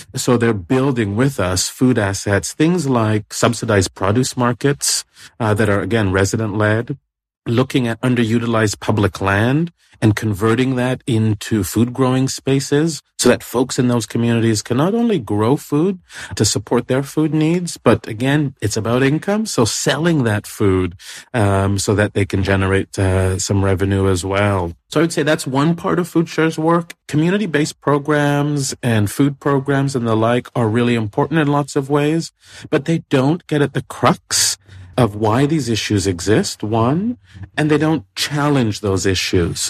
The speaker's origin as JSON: {"language": "English", "town": "Toronto", "region": "Ontario", "country": "Canada", "tie": "born or raised there", "moved": "yes", "said": "I grew up in Toronto"}